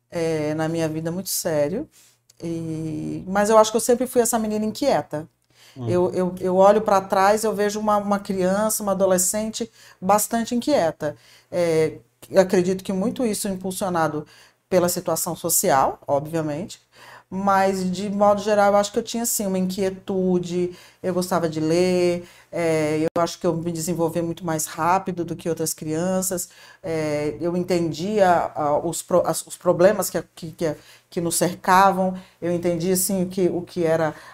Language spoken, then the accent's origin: Portuguese; Paraná, Brazil; born there; Eu nasci no Paraná, sou filha de Marina e de Edson.